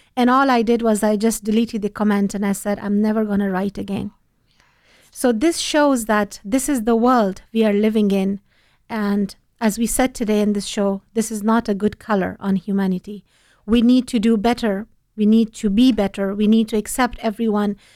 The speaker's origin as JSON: {"language": "English", "country": "Afghanistan", "moved": "yes", "said": "I'm from Afghanistan"}